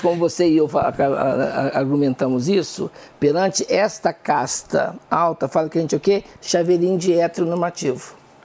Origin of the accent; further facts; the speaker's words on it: southern Minas Gerais, Brazil; moved away; Eu sou de uma região do sul de Minas